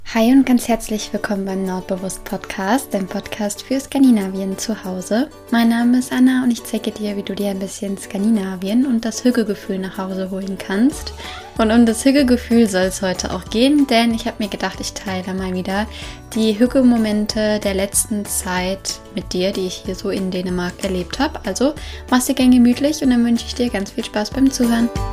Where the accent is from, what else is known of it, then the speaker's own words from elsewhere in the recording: Germany; moved away as an adult; ich komme aus Deutschland